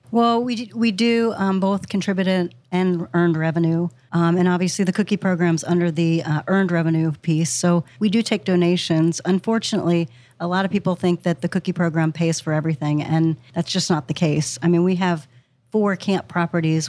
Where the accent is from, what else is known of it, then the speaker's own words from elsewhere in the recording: Pennsylvania, United States; moved away as an adult; now in Ohio, United States; I'm from Pennsylvania originally